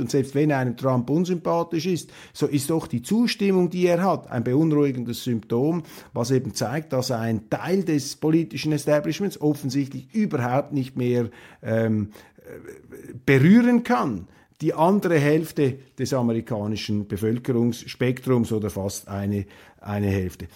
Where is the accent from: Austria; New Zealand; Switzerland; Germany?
Switzerland; als Schweizer